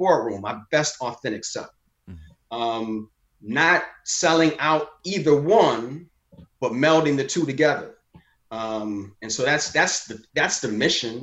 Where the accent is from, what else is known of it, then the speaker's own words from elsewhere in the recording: Chicago, Illinois, United States; also born or lived in Morehouse (Atlanta, Georgia); I grew up in the South suburbs of Chicago, but I was born on the South side of Chicago.